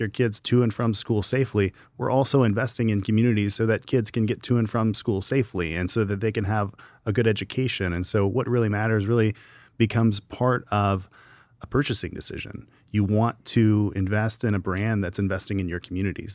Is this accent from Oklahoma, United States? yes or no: no; Gallatin, Tennessee, United States; I'm from Gallatin, Tennessee, just up the road